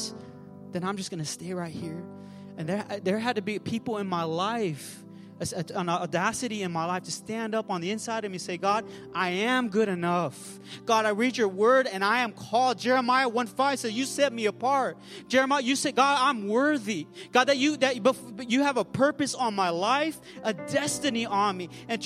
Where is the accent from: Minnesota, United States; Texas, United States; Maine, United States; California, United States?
California, United States; Pomona; where I'm from, the San Gabriel Valley. I was raised in Pomona